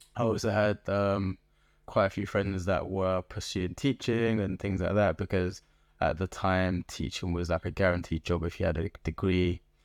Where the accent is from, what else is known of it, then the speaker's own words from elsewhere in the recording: London, United Kingdom; moved away as an adult; also born or lived in Liverpool; now in Birmingham, United Kingdom; I was born in Liverpool to Nigerian immigrants. Um, and spent most of my life in Southeast London